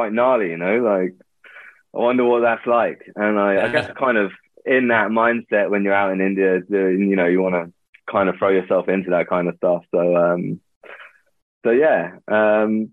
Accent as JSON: {"language": "English", "region": "London", "country": "United Kingdom", "tie": "born or raised there", "said": "I grew up in London"}